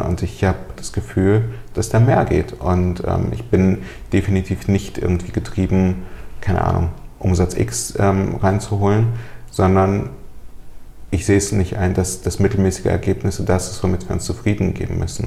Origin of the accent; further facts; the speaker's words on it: Germany; German is a second language; also born or lived in Soviet Union; ich bin mit fünf Jahren nach Deutschland gekommen mit äh, meiner Mutter und meinen Großeltern. Wir sind aus der Sowjetunion eingewandert